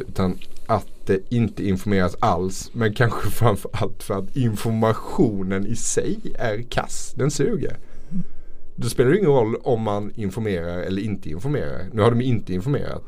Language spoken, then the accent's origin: Swedish; Småland, Sweden; Jag är ju från Småland här